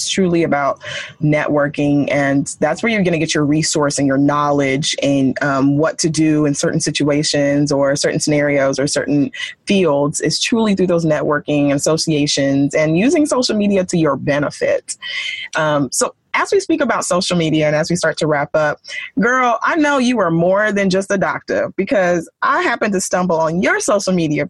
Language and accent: English; Nigeria; literally being Nigerian, our food is like number one thing to our hearts